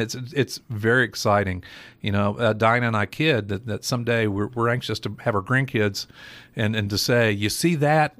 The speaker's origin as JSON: {"language": "English", "town": "Johnson City", "region": "Tennessee", "country": "United States", "tie": "born or raised there", "also_born_or_lived": "Nashville", "moved": "as an adult", "said": "I grew up in Johnson City, uh, graduated Science Hill, uh, went to E T S U"}